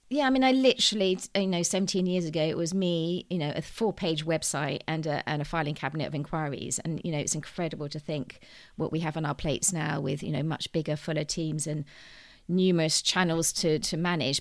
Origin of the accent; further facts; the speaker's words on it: United Kingdom; I'm very British in my upbringing, um, was brought up in the countryside